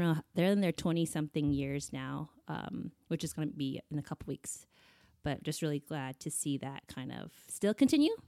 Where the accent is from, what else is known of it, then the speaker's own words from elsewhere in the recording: United States; also born or lived in Taiwan; we came to the States when I was seven months, and I've been here ever since